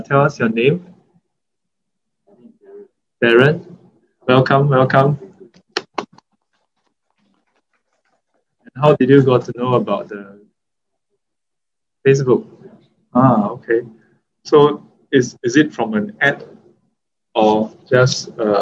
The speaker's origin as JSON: {"language": "English", "country": "Singapore", "said": "As a Singaporean"}